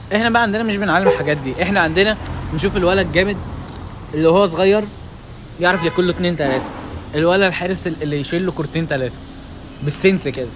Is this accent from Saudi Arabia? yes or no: no; Egypt; عندنا في مصر